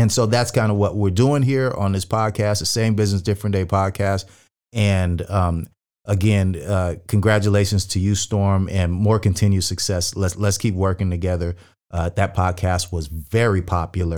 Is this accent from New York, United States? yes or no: no; California, United States; also born or lived in Manhattan Beach; Cali born and raised.